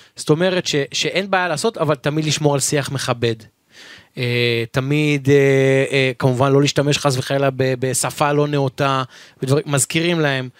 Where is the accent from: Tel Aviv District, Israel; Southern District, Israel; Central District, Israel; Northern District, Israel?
Tel Aviv District, Israel; Givatayim; גדלתי בשכונת בורחוב בגבעתיים